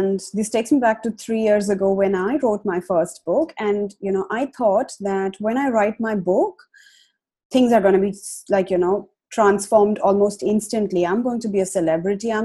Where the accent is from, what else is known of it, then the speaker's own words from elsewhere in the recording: India; moved away as an adult; now in Australia; a runaway from India. So my husband and I, we migrated to Australia almost 4 years ago now